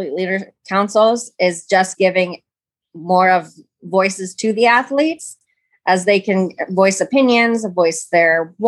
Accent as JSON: {"language": "English", "town": "Columbus", "region": "Ohio", "country": "United States", "said": "I am from Columbus, Ohio."}